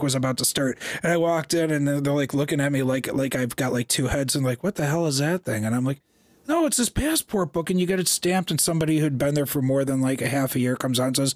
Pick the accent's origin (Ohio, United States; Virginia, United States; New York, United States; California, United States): Ohio, United States; Avon Lake; I was raised in Avon Lake, and a wonderful little town it is